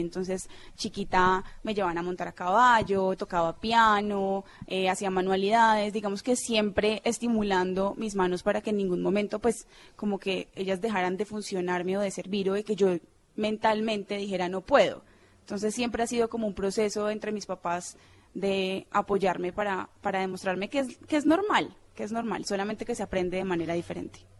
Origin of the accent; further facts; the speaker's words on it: Cali, Valle del Cauca, Colombia; also born or lived in Medellín; now in Bogotá, Colombia; Yo nací realmente en Medellín, pero me crié en Cali toda mi vida